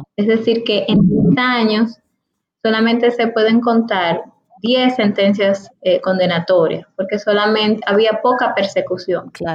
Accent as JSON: {"language": "Spanish", "country": "Dominican Republic", "said": "mi país, para el Estado Dominicano"}